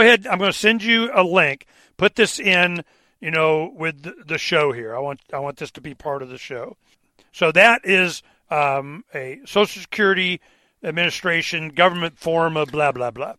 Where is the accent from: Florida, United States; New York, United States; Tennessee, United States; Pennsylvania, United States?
Florida, United States; Dade City; I was born in a hospital in Dade City, Florida